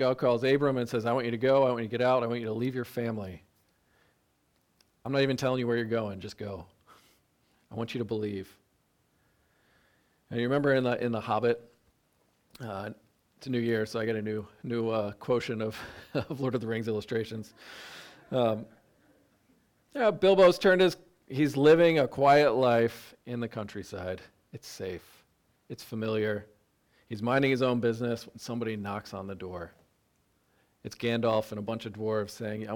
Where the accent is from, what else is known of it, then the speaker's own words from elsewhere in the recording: upstate New York, United States; We're upstate New Yorkers